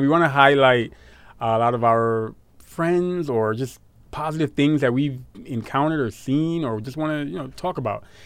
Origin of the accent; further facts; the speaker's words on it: New York City, New York, United States; growing up in Brooklyn